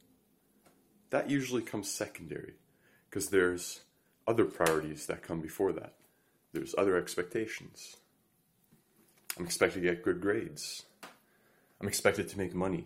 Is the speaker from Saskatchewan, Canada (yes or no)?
no; Montreal, Quebec, Canada; I grew up in Canada, Montreal